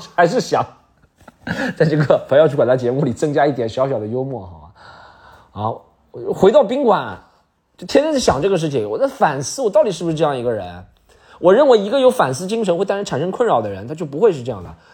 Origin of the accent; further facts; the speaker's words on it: Shanghai, China; 以前我们作为上海人